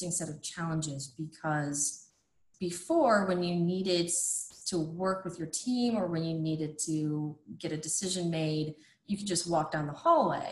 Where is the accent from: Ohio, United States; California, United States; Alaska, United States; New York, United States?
Ohio, United States; also born or lived in Florida; now in Indiana, United States; I'm originally from Ohio and then I moved to Florida and now I'm in Indiana